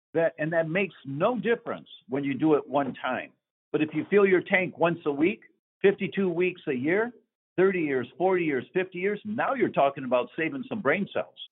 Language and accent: English; Detroit, Michigan, United States; moved away; I'm from Detroit originally